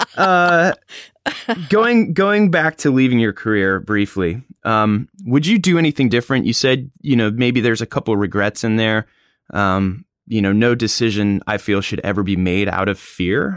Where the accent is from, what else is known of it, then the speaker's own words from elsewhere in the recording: Hatteras, North Carolina, United States; It's my hometown, home